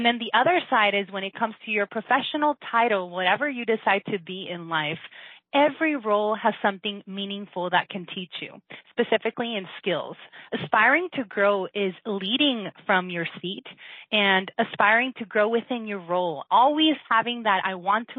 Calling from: Las Vegas, Nevada, United States; I'm calling from Las Vegas, Nevada

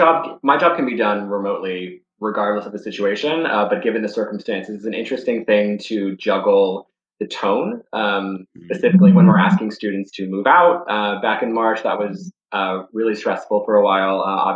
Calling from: Charlotte, North Carolina, United States; I'm calling in from Charlotte, North Carolina.

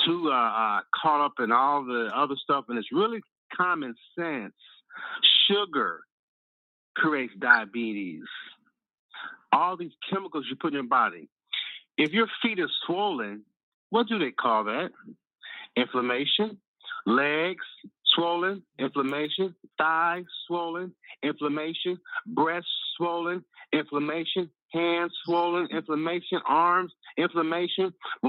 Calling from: Chicago, Illinois, United States; Calling from Chicago.

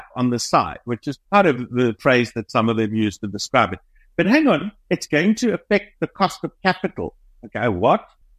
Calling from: Cape Town, Western Cape, South Africa; So we're based in Cape Town, South Africa.

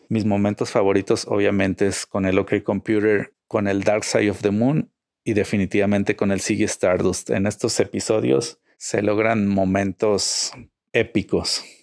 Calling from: Guadalajara, Jalisco, Mexico; de Guadalajara, México

